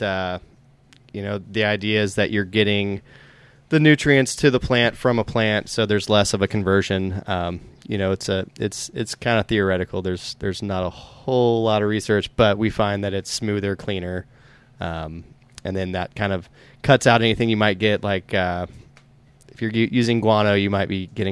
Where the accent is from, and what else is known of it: Tulsa, Oklahoma, United States; born or raised there